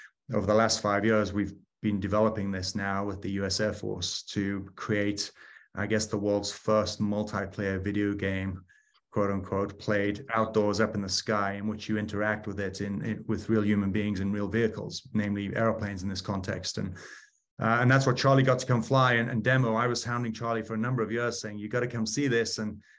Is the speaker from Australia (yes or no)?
no; United Kingdom; now in United States; Started out as a Brit pilot and then came over to the US